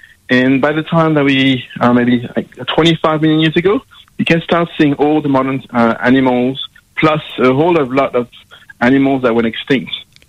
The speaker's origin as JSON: {"language": "English", "country": "France", "second_language": "English", "lives_now": "Australia"}